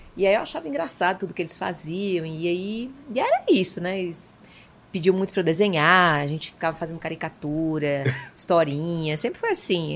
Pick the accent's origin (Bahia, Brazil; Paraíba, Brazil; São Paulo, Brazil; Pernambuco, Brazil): Paraíba, Brazil; João Pessoa; nasci em João Pessoa, capital da Paraíba